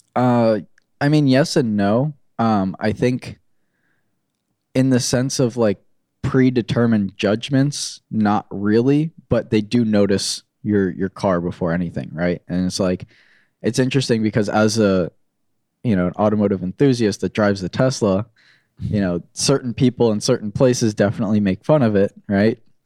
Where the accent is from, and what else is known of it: Florida, United States; born or raised there; moved away as an adult; also born or lived in New York / North Carolina; now in Orange County, California, United States